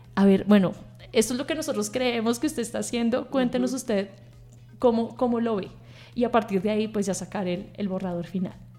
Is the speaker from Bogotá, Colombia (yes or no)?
yes; Bogotá, Colombia; yo soy bogotana, nací y fui, fui educada en, esta ciudad